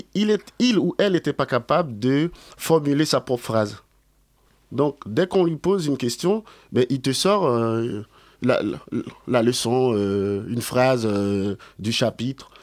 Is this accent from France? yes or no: no; Port-au-Prince, Ouest, Haiti; moved away; je suis né à Port-au-Prince et j'ai grandi là-bas aussi.